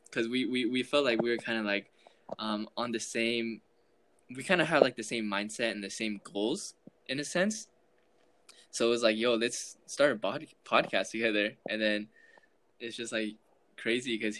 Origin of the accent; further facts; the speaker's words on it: Southern California, United States; I grew up in Southern California